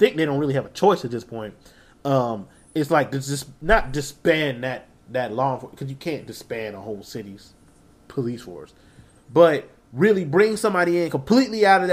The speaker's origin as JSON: {"language": "English", "town": "Blythewood", "region": "South Carolina", "country": "United States", "said": "I'm from Blythewood, which is like backwoods."}